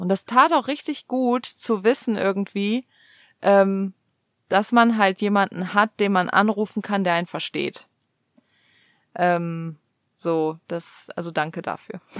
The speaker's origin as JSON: {"language": "German", "country": "Germany", "moved": "yes", "lives_now": "United States", "said": "für uns als Deutsche hier in den USA"}